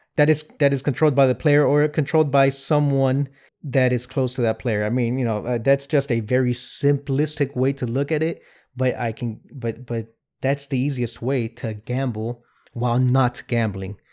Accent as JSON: {"language": "English", "town": "Miami", "region": "Florida", "country": "United States", "tie": "born or raised there", "moved": "yes", "lives_now": "Cleveland, United States", "said": "I grew up in Miami, I live in Cleveland"}